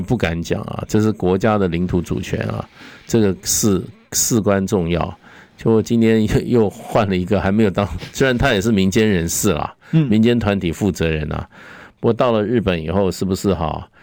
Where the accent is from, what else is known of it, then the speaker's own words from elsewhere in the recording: Taipei, Taiwan; 我是台北市市民啊， 我出生在台北，成长在台北